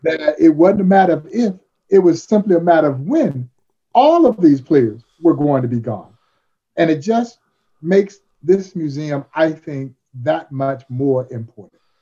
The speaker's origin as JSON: {"language": "English", "town": "Crawfordville", "region": "Georgia", "country": "United States", "tie": "born or raised there", "said": "growing up in Crawfordville, Georgia"}